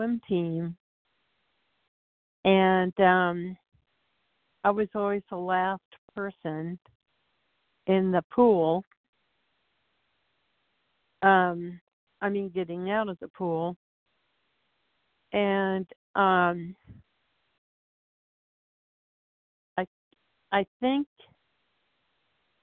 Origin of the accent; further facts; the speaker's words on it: Portland, United States; I was born and raised in Portland